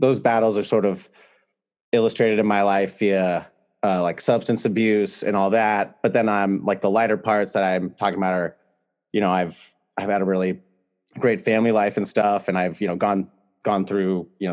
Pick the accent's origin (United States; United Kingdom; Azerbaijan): United States; California; I'm from California